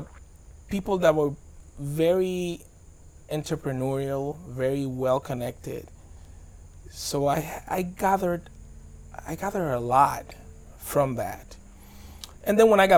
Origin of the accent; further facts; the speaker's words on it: Dominican Republic; also born or lived in Bronx, New York; now in United States; I moved to the Dominican Republic when I was 11 months